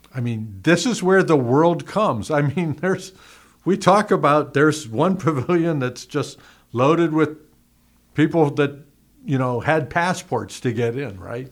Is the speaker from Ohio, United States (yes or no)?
yes; Youngstown, Ohio, United States; moved away; I came from Youngstown